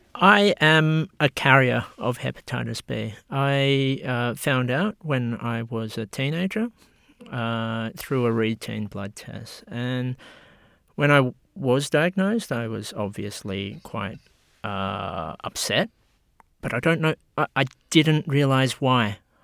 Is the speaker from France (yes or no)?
no; Australia; I was born in Australia